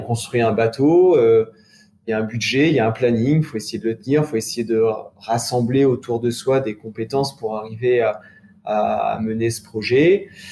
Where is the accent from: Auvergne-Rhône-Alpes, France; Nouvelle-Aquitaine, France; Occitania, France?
Nouvelle-Aquitaine, France; Charentes; Je suis originaire des Charentes, mais habitant assez loin de la mer